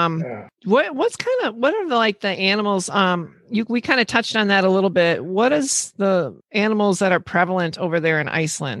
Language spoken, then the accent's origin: English; northern Wisconsin, United States; now in Michigan, United States; that's about 4 hours, well, you wouldn't know it, but 4 hours north of Milwaukee. I'm from a small town in northern Wisconsin, so we're way up in the United States.